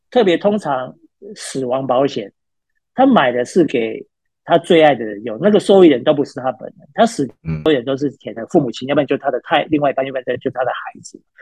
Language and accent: Chinese; Pingtung County, Taiwan; moved away; 从小其实我们是在屏东长大的